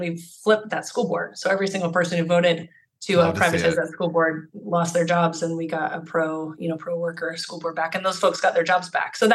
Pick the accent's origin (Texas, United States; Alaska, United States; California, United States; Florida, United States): Alaska, United States; now in Oregon, United States; I'm from Alaska, and this little tiny rural town in Alaska, and like surrounded by mountains